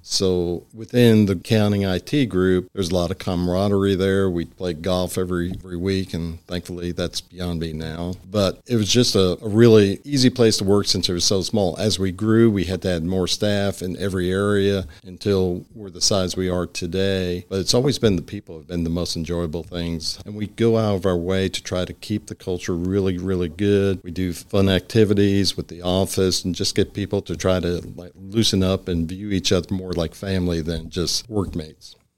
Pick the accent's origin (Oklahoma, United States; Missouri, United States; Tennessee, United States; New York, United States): New York, United States; Long Island; moved away as an adult; also born or lived in Brooklyn / Pennsylvania / Austin, Texas / Dallas, Texas; now in Springdale, United States; I actually was born in Brooklyn, but when we were little, they wanted to move out to the country, and so they moved out about an hour outside New York City, and I grew up on Long Island